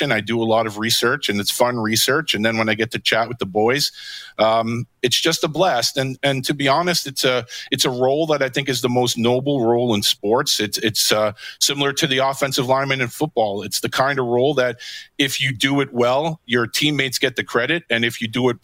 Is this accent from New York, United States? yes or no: yes; New York City, New York, United States; I'm originally from Queens